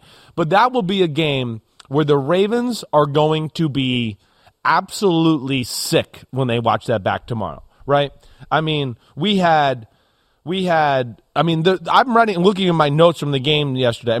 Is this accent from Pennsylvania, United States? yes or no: yes; Pittsburgh, Pennsylvania, United States; I grew up around Pittsburgh